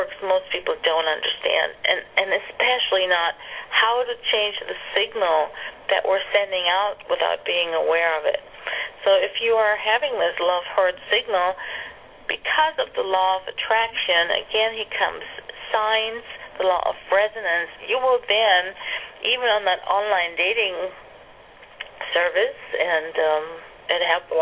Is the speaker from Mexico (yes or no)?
no; Germany; moved away; I grew up in Germany